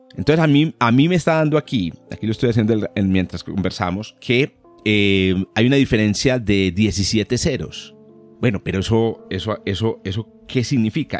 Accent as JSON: {"language": "Spanish", "country": "Colombia", "said": "los dos somos de origen colombiano"}